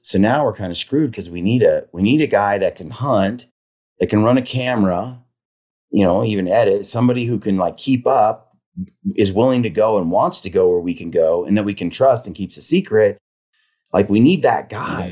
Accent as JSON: {"language": "English", "town": "Oregon City", "region": "Oregon", "country": "United States", "tie": "born or raised there", "said": "grew up in Oregon City, which is, uh, a little town"}